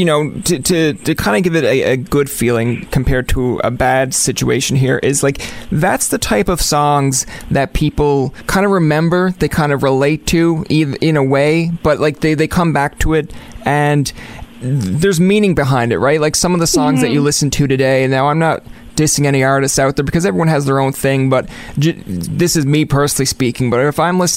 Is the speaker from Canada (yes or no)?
yes; Ottawa, Ontario, Canada; Growing up in Ottawa, actually, I went into the Algonquin radio broadcast